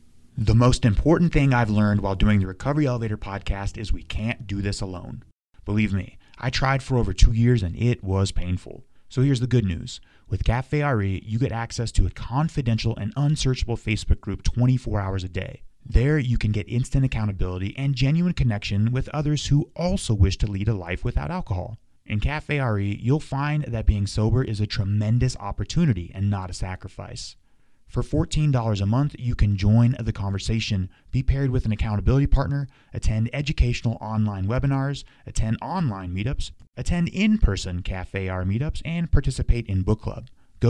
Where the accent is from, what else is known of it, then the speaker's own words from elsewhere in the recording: Colorado, United States; I'm from Colorado. I moved to Colorado when I was 12. My parents still live there, right outside of Vail